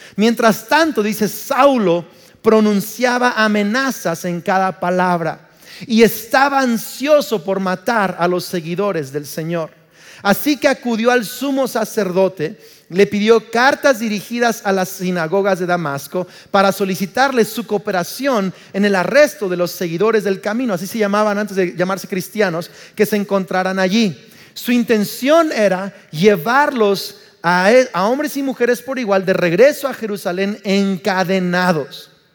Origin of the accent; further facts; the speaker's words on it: Uruapan, Michoacán, Mexico; soy más mexicano que el nopal, nací en Uruapan, Michoacán